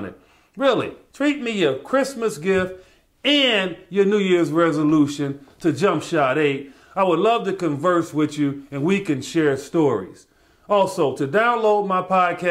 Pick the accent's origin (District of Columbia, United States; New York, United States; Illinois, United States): Illinois, United States; Chicago; my hometown, Chicago